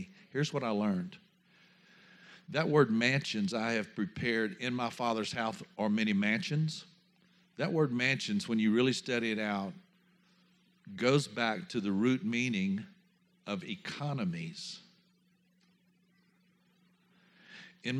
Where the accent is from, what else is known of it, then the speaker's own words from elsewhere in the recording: Louisiana, United States; I come from Louisiana